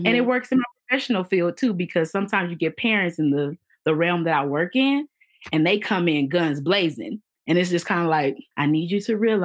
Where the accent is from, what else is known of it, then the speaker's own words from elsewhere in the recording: Los Angeles, California, United States; we grew up in South Central Los Angeles